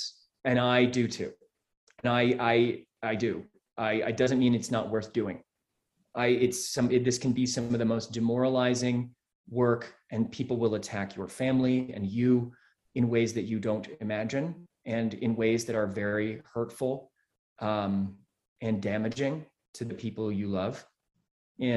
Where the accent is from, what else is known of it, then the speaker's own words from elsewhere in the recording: Midwest, United States; moved away as an adult; also born or lived in Missoula, Montana; now in Montana, United States; I was born in the Midwest.